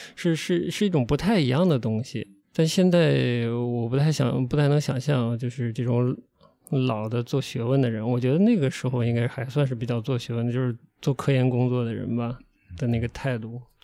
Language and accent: Chinese; Xi'an, Shaanxi, China; also born or lived in Sichuan; 我出生在四川，但我成长在西安。在西安的生长过程中，我基本都在大学里面